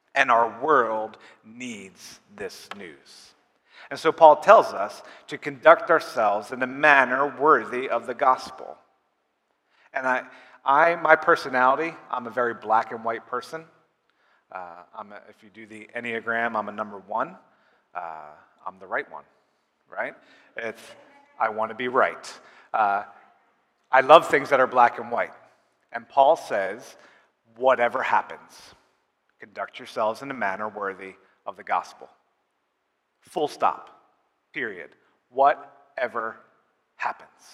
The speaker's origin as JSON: {"language": "English", "country": "United States", "also_born_or_lived": "Uganda", "said": "us Americans, we take a lot of pride in being American"}